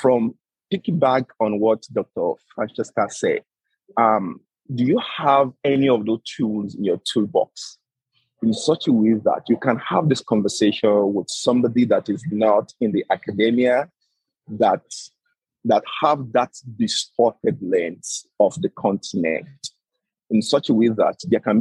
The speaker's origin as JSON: {"language": "English", "country": "Nigeria", "said": "I'm a Nigerian."}